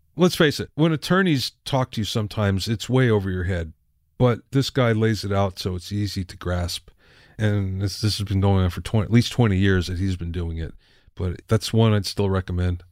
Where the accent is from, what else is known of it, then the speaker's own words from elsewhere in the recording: Minersville, Pennsylvania, United States; growing up in Minersville, Pennsylvania, where there's five thousand people